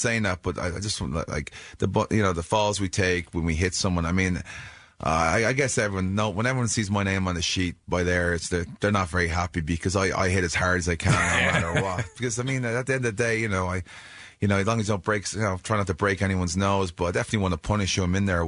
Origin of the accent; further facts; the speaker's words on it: Ireland; I'm an Irishman